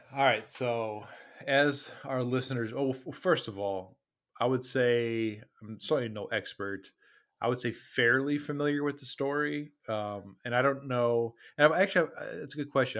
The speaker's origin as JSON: {"language": "English", "region": "Midwest", "country": "United States", "tie": "born or raised there", "said": "we are from the Midwest"}